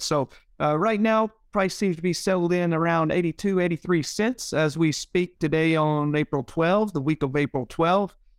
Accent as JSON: {"language": "English", "town": "Leland", "region": "Mississippi", "country": "United States", "tie": "born or raised there", "said": "my hometown of Leland"}